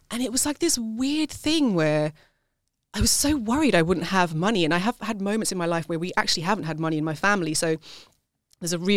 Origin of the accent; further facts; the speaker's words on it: South Africa; now in United Kingdom; I was have the passport, but nobody sees me as South African you know, it's the same here in the UK